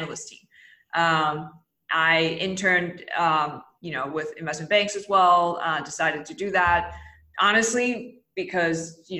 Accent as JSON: {"language": "English", "town": "Taipei", "country": "Taiwan", "tie": "born or raised there", "moved": "as an adult", "said": "I grew up in Taipei, Taiwan. I was there till I was 18 as a child"}